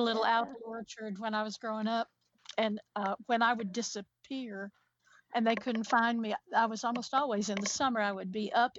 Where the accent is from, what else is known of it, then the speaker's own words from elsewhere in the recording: Appalachia, United States; I'm an Appalachian woman.